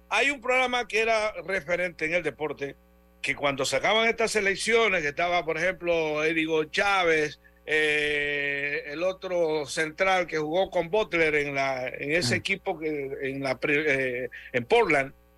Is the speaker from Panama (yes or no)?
yes; Panama